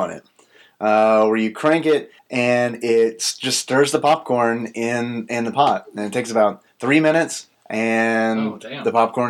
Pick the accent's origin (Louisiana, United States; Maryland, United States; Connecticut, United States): Louisiana, United States; moved away; Because I'm from Louisiana originally.